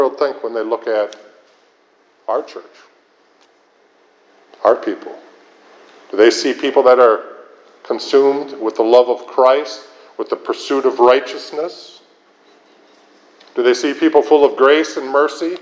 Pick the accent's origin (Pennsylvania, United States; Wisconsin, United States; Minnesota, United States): Minnesota, United States; Minneapolis; I was raised in Minneapolis